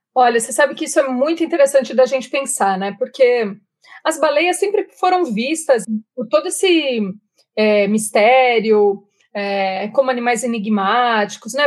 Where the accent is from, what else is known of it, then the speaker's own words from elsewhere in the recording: Jundiaí, São Paulo, Brazil; accent: interior; Eu não posso esconder o meu sotaque. Eu sou nascida em Jundiaí, morei em Jundiaí por muitos anos